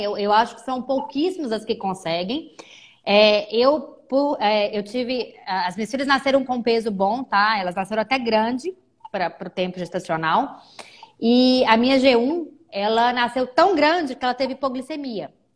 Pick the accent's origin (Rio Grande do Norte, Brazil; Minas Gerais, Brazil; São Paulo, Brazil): Minas Gerais, Brazil; Belo Horizonte; moved away as an adult; now in Maringá, Brazil; eu sou mineira, eu sou de BH